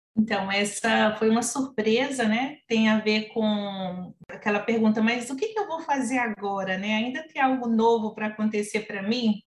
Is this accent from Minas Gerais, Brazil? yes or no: yes; Minas Gerais, Brazil; now in Rio de Janeiro, Brazil; Eu estou no Rio de Janeiro, mas eu sou mineira. Meu coração agora é carioca, mas eu sou de Minas Gerais.